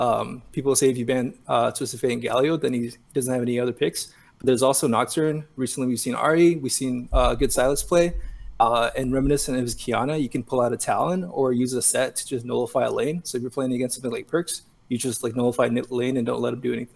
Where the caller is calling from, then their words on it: San Francisco, California, United States; Calling from San Francisco.